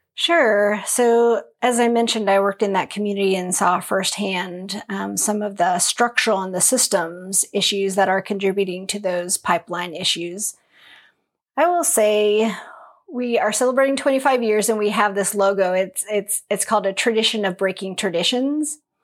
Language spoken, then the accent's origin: English; Longview, Washington, United States; So I grew up in Longview, Washington, right along the Columbia River